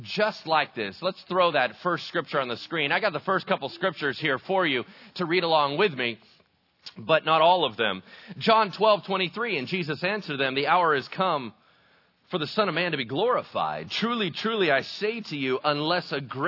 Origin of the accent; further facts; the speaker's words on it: El Dorado Hills, California, United States; I grew up in El Dorado Hills, right, which is like oak central